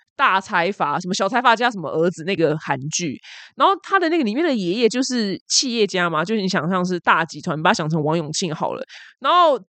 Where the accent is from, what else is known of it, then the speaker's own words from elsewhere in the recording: Taiwan; 我们台湾人最 care 的就是吃